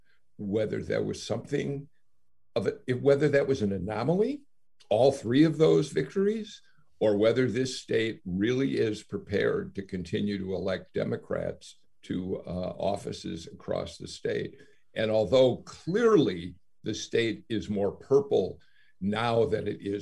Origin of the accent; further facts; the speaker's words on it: Skokie, Illinois, United States; now in Georgia, United States; I grew up in Chicago. I grew up in a northern suburb of Chicago called Skokie